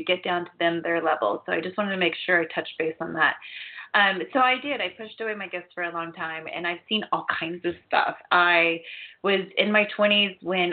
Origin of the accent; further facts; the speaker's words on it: Ohio, United States; I grew up in Ohio